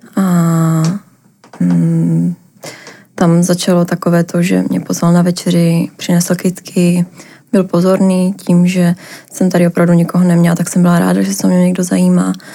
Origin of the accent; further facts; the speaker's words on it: Ostrava, Moravian-Silesian Region, Czechia; moved away as an adult; now in Prague, Czech Republic; pocházím z Ostravy, přestěhovala do Prahy